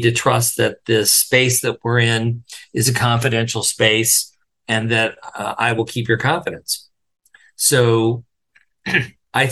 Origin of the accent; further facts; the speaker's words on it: Wyoming, United States; I'm from Wyoming, I grew up in a really hyper-masculine environment